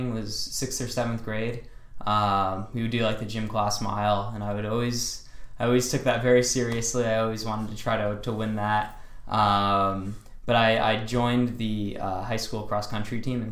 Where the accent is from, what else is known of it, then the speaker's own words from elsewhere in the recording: Niskayuna, New York, United States; moved away as an adult; now in Boston, United States; I'm from Niskayuna, New York